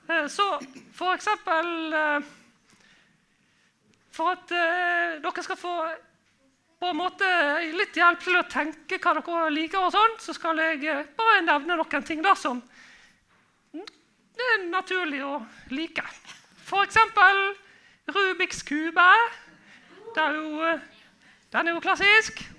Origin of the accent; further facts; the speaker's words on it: Bergen, Vestland, Norway; kanskje dere tror jeg er fra, fra Bergen? Nei, det er ikke sant. Det høres sånn ut, da. Høres det sånn ut? Ja. ja nei, jeg er fra Fyllingsdalen.